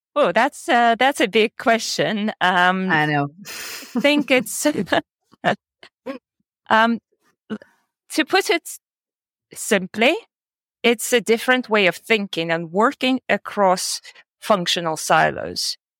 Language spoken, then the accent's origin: English; Russia; moved away as an adult; also born or lived in United States / Germany / United Kingdom; now in Georgia; I'm originally from Russia and I've lived in the US, in Germany, 11 years in the UK, and uh, now I'm living in Georgia.